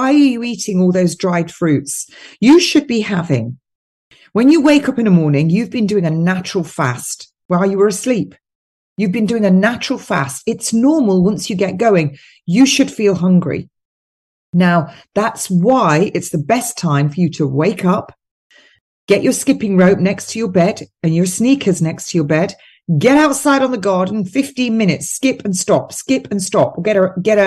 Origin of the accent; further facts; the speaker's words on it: United Kingdom; as British people, and I think you're the same where you live, Tim, it's the same climate as where I live.